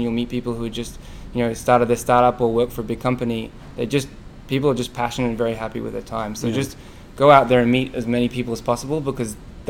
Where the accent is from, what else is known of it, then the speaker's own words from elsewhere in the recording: Australia; now in United States; I come from Australia, and internet banking is easy.